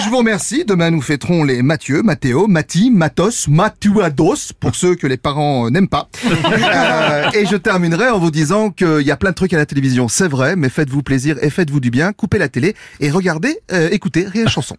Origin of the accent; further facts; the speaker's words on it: Belgium; now in France; je suis euh, rentré en Belgique.